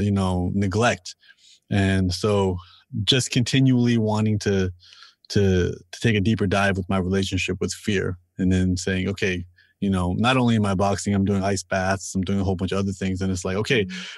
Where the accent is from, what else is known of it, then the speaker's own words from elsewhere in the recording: Toronto, Ontario, Canada; I'm, I'm from Toronto and I'm born and raised here